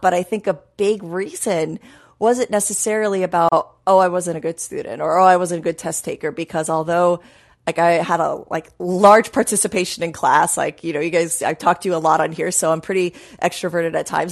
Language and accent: English; New York, United States; I grew up in New York